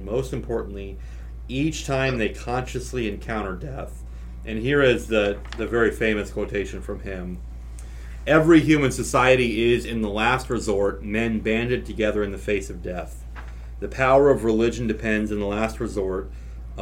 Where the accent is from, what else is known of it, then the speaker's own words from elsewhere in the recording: Nebraska, United States; I grew up in Nebraska